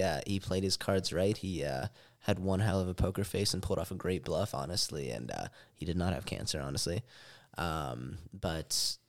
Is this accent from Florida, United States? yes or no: no; Pennsylvania, United States; moved away as an adult; now in Las Vegas, United States; I'm originally from Pennsylvania. I moved out here to Las Vegas in order to get in the cannabis industry.